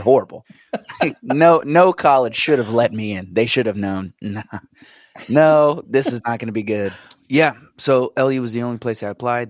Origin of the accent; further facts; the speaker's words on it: New Jersey, United States; born and raised in New Jersey.